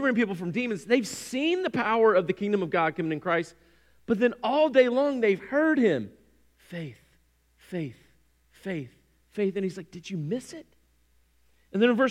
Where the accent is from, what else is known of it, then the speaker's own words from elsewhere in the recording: North Carolina, United States; I grew up on Lake Gaston, which is the eastern part of the state